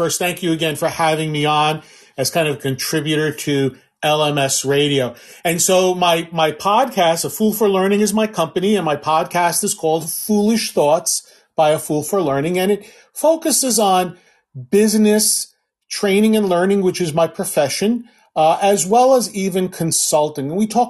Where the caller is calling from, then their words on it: Silver Spring, Maryland, United States; And I'm joining you from Silver Spring, Maryland, on the East Coast of the U.S.